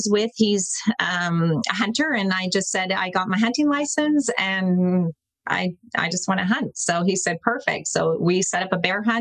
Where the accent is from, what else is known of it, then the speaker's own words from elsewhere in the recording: Seattle, Washington, United States; moved away as an adult; now in British Columbia, Canada; I grew up in the Seattle area